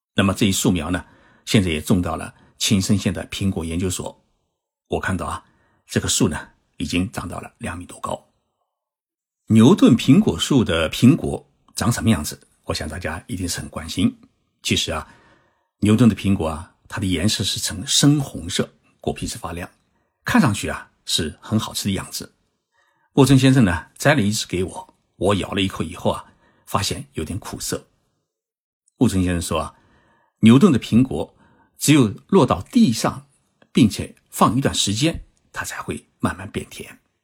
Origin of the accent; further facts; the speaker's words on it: Zhejiang, China; moved away; 我的老家是在浙江，浙江呢是产橘子，就是不产苹果